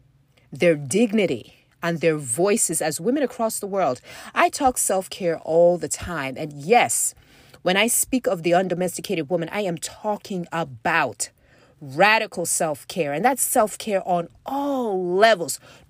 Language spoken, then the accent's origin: English; Nigeria; you know I've talked about my experience growing up in West Africa as a girl and the expectations, the cultural expectations, not necessarily even from my own, you know, parents, although there was, you know, coming from a Nigerian family anyway